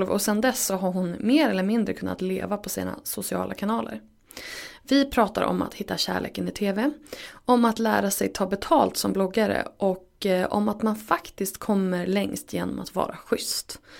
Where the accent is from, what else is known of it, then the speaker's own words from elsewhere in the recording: Örnsköldsvik, Västernorrland County, Sweden; jag är från Övik